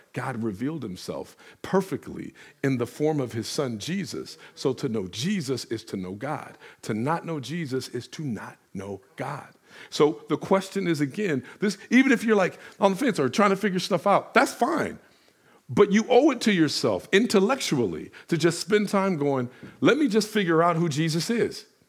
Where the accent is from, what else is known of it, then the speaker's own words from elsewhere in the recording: Detroit, Michigan, United States; I'm from Detroit